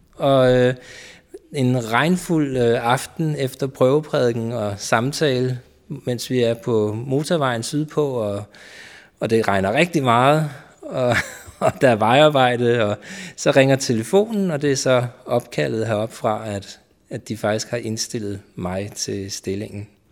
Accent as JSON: {"language": "Danish", "town": "Køge", "region": "Zealand", "country": "Denmark", "tie": "born or raised there", "lives_now": "Karlebo, Denmark", "said": "Så jeg er født og opvokset i Køge"}